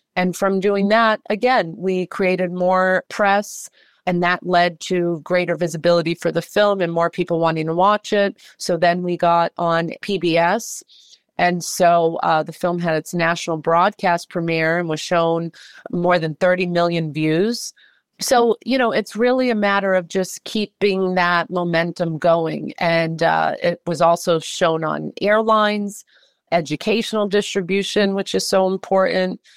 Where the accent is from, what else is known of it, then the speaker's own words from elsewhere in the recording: Worcester, Massachusetts, United States; moved away; also born or lived in New York City; I am from Worcester, Massachusetts.